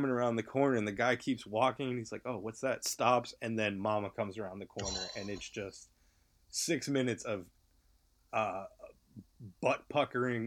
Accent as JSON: {"language": "English", "region": "New England", "country": "United States", "moved": "yes", "said": "I'm from New England originally"}